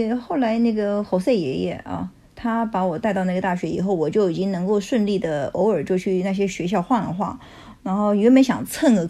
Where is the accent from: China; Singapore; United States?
United States; Chinese is a second language; 说就是我们美国人不是很多这样子，请你不要误会。